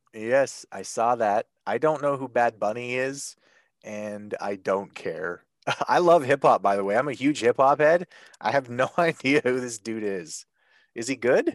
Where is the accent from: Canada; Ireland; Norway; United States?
Canada; I'm Canadian